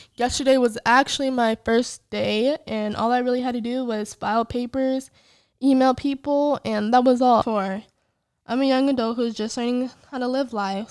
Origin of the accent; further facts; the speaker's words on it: Illinois, United States; I'm originally from Illinois, although I hate it